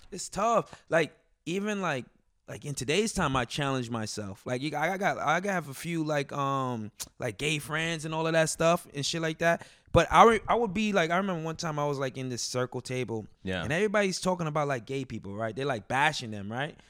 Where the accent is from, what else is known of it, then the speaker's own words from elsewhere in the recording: Elmont, New York, United States; also born or lived in Brooklyn, New York; I grew up in Long Island, Elmont